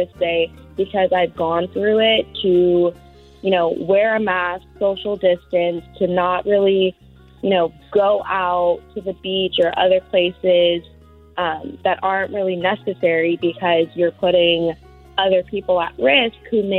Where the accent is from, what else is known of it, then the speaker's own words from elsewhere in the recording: Tracy, California, United States; moved away as an adult; now in Fresno, United States; my hometown of Tracy